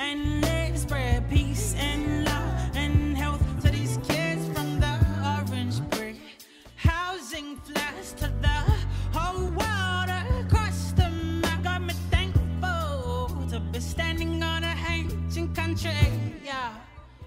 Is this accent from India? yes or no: no; Adelaide, South Australia, Australia; Growing up as a young coloured brother in Adelaide